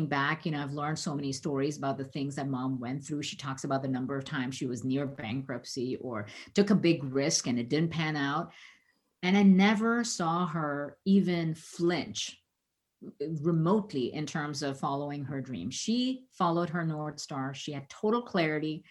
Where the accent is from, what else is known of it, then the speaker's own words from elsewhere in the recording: India; moved away as an adult; now in United States; growing up in the 70s in India